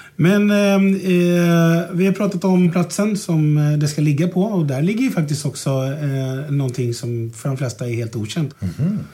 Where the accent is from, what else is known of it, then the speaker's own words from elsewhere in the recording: Stockholm, Stockholm County, Sweden; jag är ju född och uppvuxen här uppe på Mariaberget där vi sitter